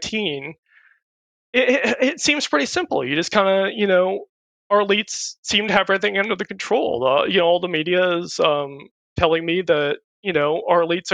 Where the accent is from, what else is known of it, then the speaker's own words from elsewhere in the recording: California, United States; I grew up in California